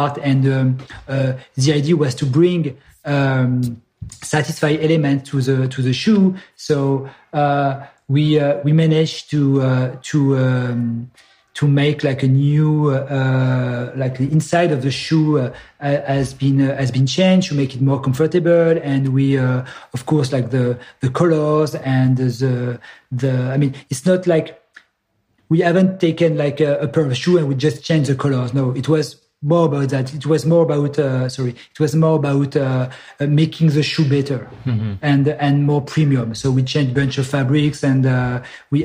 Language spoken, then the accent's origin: English; Grenoble, Auvergne-Rhône-Alpes, France; I'm from Grenoble, which is a south east of France, from the Alps. So so I basically grew up 1 hour away from Salomon headquarter.